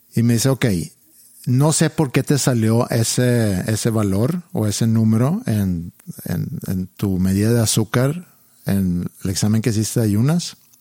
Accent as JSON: {"language": "Spanish", "country": "Sweden", "tie": "born or raised there", "moved": "yes", "lives_now": "Mexico", "said": "crecí yo en Suecia"}